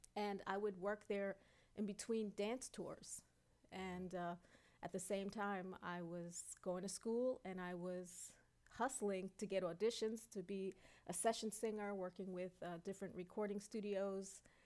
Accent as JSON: {"language": "English", "town": "New York City", "region": "New York", "country": "United States", "tie": "born or raised there", "also_born_or_lived": "Brooklyn", "said": "I grew up uh, in Queens, although I was born in Brooklyn, and you know we went back and forth, Brooklyn and Queens"}